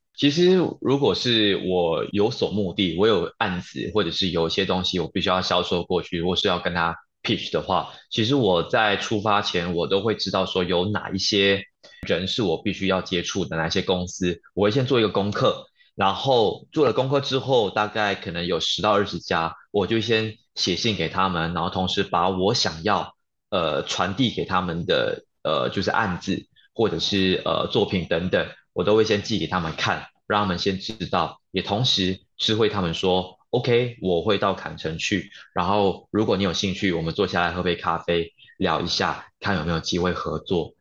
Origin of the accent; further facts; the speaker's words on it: Malaysia; now in Taiwan; 我是从马来西亚来到台湾来打拼